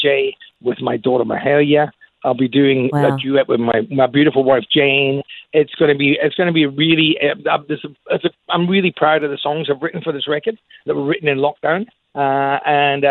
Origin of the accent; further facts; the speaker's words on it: Scotland, United Kingdom; I'm a proud Scotsman